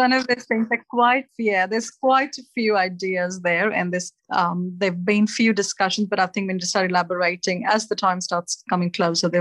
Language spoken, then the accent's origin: English; India; moved away as an adult; now in Australia; The root is back in India, in my hometown